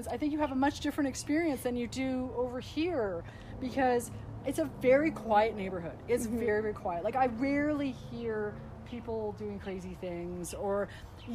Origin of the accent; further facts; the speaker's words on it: Vancouver, British Columbia, Canada; moved away as an adult; now in Edmonton, Canada; being born and raised in Vancouver, being there most of my life